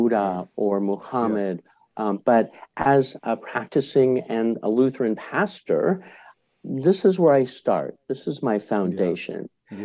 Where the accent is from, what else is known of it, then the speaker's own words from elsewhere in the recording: Boulder, Colorado, United States; I'm part of an organization in my hometown of Boulder, Colorado